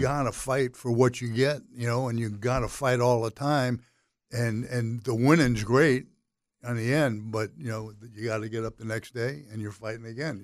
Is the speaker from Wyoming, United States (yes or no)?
no; Miami, Florida, United States; I was born and raised in Miami